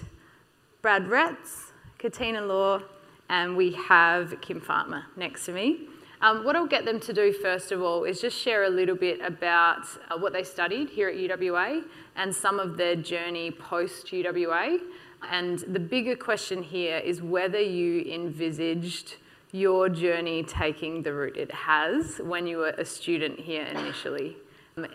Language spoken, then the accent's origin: English; Quairading, Western Australia, Australia; moved away; I am Balladong Noongar from Quiriting